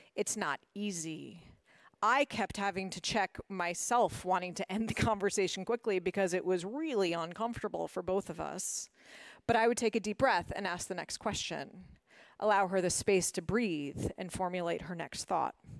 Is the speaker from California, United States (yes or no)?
no; Washington, District of Columbia, United States; moved away as an adult; also born or lived in Massachusetts; I grew up in Washington, D C